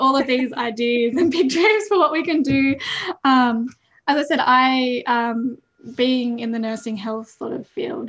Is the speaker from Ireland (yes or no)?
no; Grafton, New South Wales, Australia; also born or lived in Armidale; I've lived in Grafton on Bundjalung country since I was two